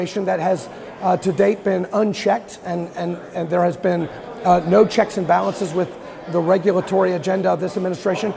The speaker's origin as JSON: {"language": "English", "region": "Kentucky", "country": "United States", "said": "I'm from Kentucky"}